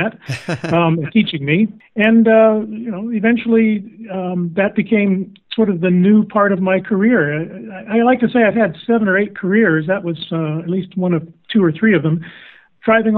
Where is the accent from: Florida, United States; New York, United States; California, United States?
Florida, United States; I grew up in Florida